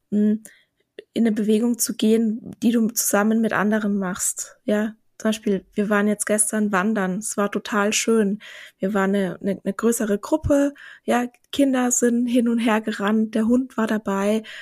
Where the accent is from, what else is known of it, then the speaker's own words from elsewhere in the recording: Vienna, Austria; Ja, aber ich, ich, ich bin doch Wienerin. Ich bin doch Wienerin.